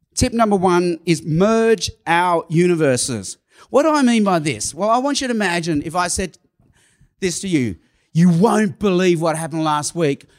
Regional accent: Sydney, New South Wales, Australia; first language Cantonese; English is a second language; also born or lived in Hong Kong / Chicago; I was born in Hong Kong. When I was a baby, my parents moved to Australia. I, I lived in, I've lived in Sydney, Australia almost all my life

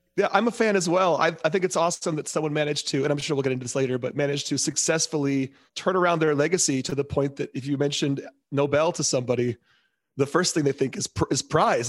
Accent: Ann Arbor, Michigan, United States; I'm from Ann Arbor, Michigan, which is a big football town

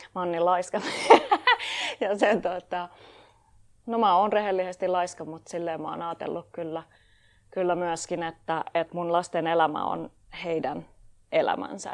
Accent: Tampere, Pirkanmaa, Finland; mä oon tamperelainen puutarhuriopiskelija

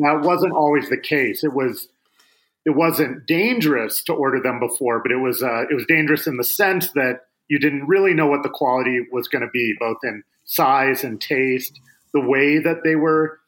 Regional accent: Seattle, Washington, United States; I grew up in Seattle

